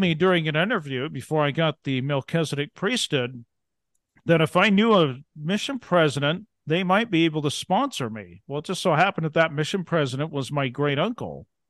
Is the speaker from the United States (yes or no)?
yes; Ontario, Oregon, United States; now in Montana, United States; I grew up in Eastern Oregon, actually